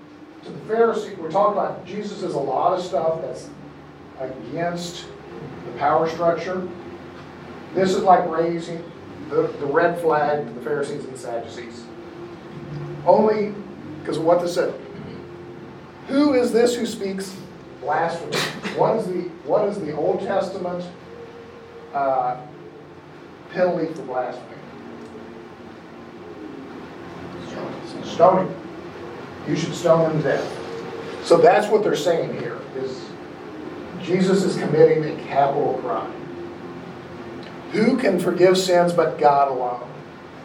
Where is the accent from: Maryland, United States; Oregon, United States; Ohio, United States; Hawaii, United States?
Hawaii, United States; a lot of us, we grew up in Hawaii, you know, we all swim